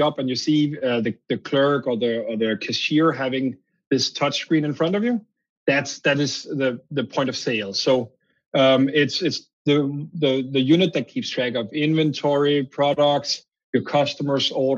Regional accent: Denmark; accent: Danish; English is a second language; moved away; I'm originally from Denmark, hence my accent.

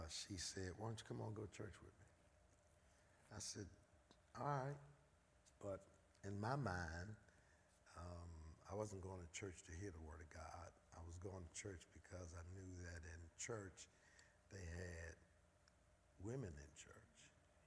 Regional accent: Philadelphia, Pennsylvania, United States; born and raised in North Philadelphia, Raymond Rosen Projects.

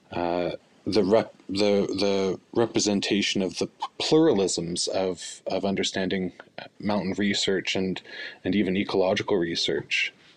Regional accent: Fort Smith, Northwest Territories, Canada; now in Edmonton, Canada; I'm from Fort Smith, Northwest Territories

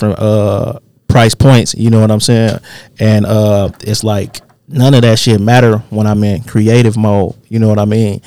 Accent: Detroit, Michigan, United States; I was young coming from Southwest Detroit. So, like, when I moved, I'm from West 7 Mile, like, specifically 7 Mile and Telegraph area.

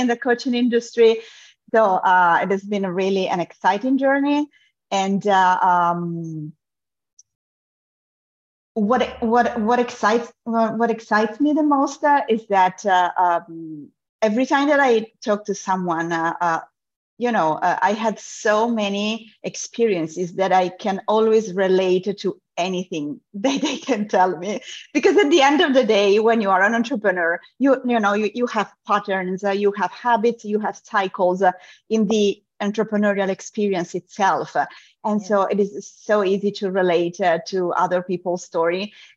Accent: Italy; moved away; also born or lived in Europe; I'm originally from Italy.

